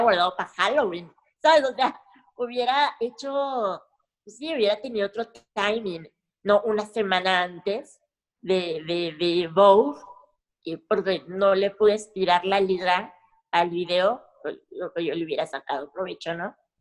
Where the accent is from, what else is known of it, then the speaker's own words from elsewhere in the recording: Mexico; aunque esté en mi rancho, en mi, en mi país